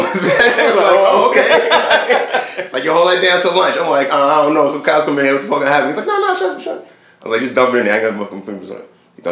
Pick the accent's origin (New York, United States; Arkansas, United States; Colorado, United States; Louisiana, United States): New York, United States; Brooklyn; also born or lived in California; in my neighborhood where I grew up in Brooklyn in the 80s